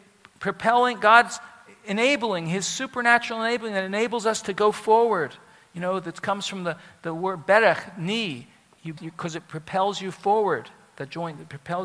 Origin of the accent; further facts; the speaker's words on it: Philadelphia, Pennsylvania, United States; it's my hometown, even though I grew up in the suburb